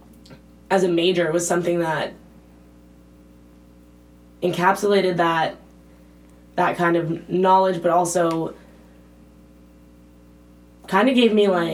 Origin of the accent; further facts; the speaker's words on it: East Coast, United States; moved away as an adult; now in Berkeley, United States; I'm from the East Coast